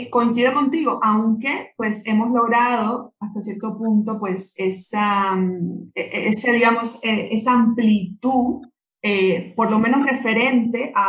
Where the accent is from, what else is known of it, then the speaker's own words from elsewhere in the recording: Cuba; en mi país de donde yo vengo, que es Cuba, em, se le dedica mucho espacio desde el punto de vista estatal